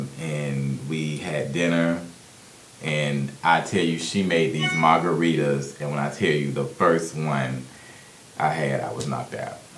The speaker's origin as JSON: {"language": "English", "town": "Birmingham", "region": "Alabama", "country": "United States", "said": "I am from Birmingham, Alabama."}